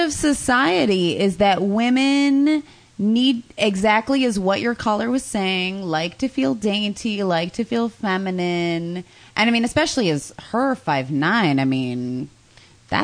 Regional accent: Midwest, United States; I'm from the Midwest

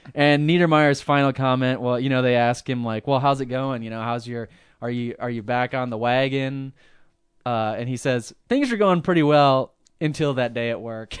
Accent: Midwest, United States; we're from the Midwest, but we're from sorta like the more, I don't know, a little bit more cultured area

